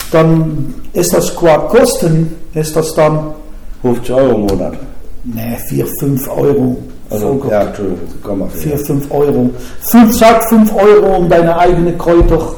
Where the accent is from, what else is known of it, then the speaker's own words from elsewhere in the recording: Netherlands; Ja, Volker, da muss ich doch als Holländer ein bisschen vorsichtiger sein